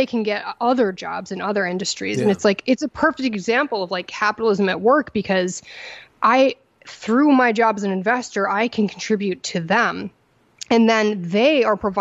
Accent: Connecticut, United States; also born or lived in upstate New York; growing up in Connecticut and then getting educated in Connecticut and in upstate New York and then in Connecticut again for law school

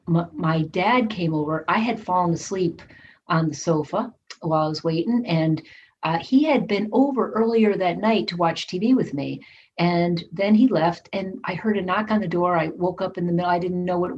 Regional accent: Connecticut, United States; moved away as an adult; also born or lived in Austin, Texas; I grew up in Connecticut

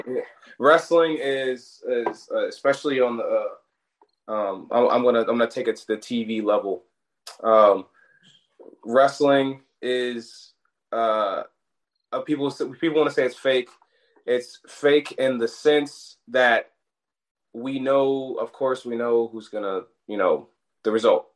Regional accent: Hamilton, New Jersey, United States; also born or lived in Newark, New Jersey / Colonia, New Jersey / Maryland; I was born in Newark, but I grew up in South Jersey, like uh, uh, near the Philly area, Hamilton.

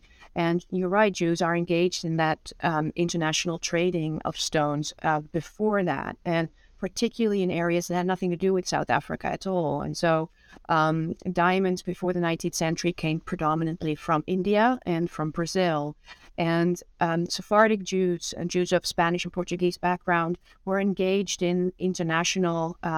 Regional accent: Netherlands; moved away as an adult; now in United States; And I'm originally from the Netherlands, born and raised, and came to the United States when I was 24 and have been here ever since.

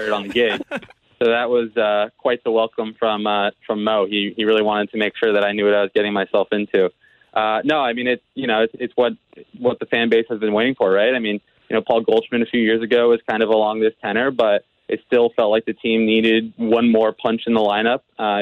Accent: D.C., Maryland, United States; moved away as an adult; I'm originally from the Washington, D.C. area, from Maryland, right outside. Very proud Marylander

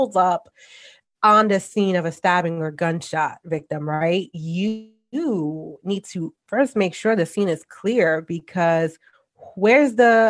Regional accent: New York City, New York, United States; moved away; born and raised in the Bronx. Yes, I'm a New Yorker

